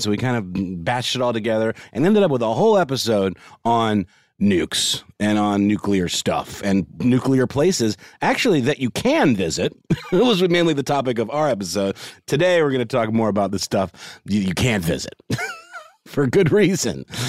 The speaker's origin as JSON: {"language": "English", "town": "Augusta", "region": "Georgia", "country": "United States", "tie": "born or raised there", "said": "my hometown in Augusta, Georgia, where I grew up"}